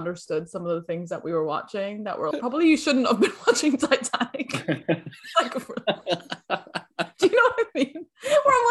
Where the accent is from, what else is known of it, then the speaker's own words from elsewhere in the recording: England, United Kingdom; first language English; now in United States; I'm from England